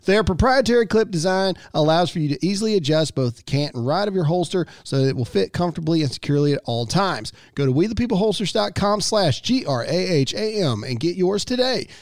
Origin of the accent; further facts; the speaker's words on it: Mississippi, United States; I'm born and raised in Mississippi